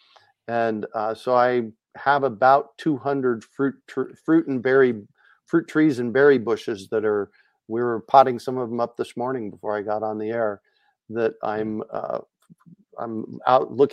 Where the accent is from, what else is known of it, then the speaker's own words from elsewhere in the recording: Phoenix, Arizona, United States; moved away as an adult; now in Asheville, United States; I grew up in Phoenix